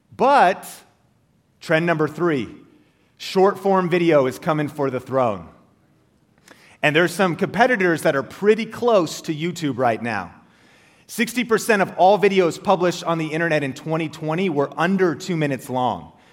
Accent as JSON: {"language": "English", "town": "Marysville", "region": "Washington", "country": "United States", "tie": "born or raised there", "also_born_or_lived": "Arlington, Washington", "said": "I grew up in Marysville, uh, Washington, Arlington, Washington, an hour north of Seattle."}